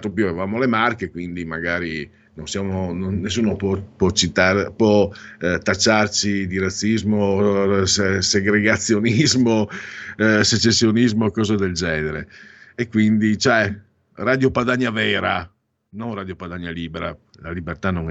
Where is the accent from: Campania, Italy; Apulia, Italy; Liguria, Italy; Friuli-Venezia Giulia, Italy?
Friuli-Venezia Giulia, Italy; also born or lived in Veneto; sono mezzo vento, mezzo friulano, comunque vengo dal Friuli